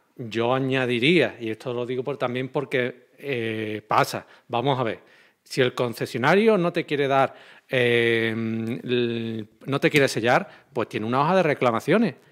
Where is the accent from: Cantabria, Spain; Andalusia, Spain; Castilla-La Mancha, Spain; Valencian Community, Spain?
Andalusia, Spain; como soy de Andalucía, me expreso así